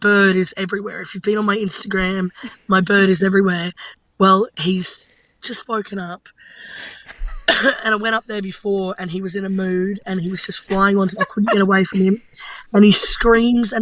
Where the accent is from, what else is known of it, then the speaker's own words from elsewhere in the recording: Brisbane, Queensland, Australia; I'm from Brisbane